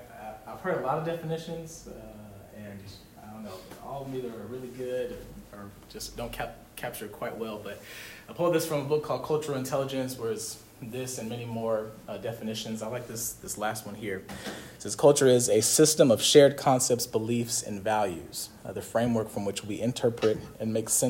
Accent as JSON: {"language": "English", "country": "United States", "said": "we are American"}